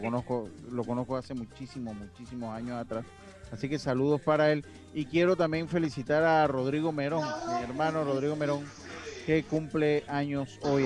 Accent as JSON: {"language": "Spanish", "region": "Los Santos", "country": "Panama", "said": "yo soy de Los Santos"}